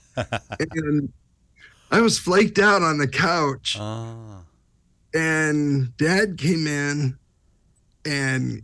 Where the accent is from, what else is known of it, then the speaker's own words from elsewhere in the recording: Southern California, United States; I'm from Southern California